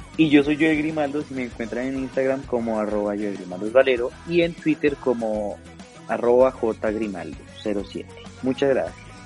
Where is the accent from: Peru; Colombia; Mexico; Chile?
Colombia; nosotros como colombianos